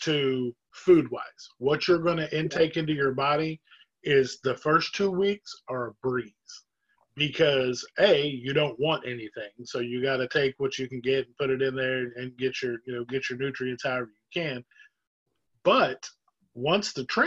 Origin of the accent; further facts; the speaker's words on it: Oklahoma, United States; now in Jacksonville, United States; I'm from Oklahoma originally, even though I live in Jacksonville now